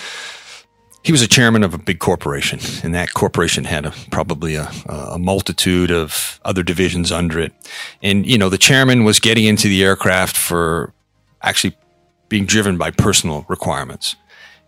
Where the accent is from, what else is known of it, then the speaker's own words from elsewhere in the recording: Canada; moved away as an adult; now in Hong Kong; I'm Canadian, so I came here originally out with the Bombardier Business